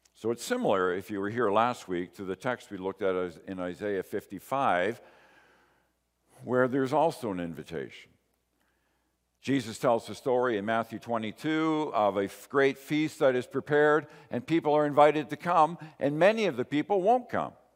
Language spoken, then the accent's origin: English; Canada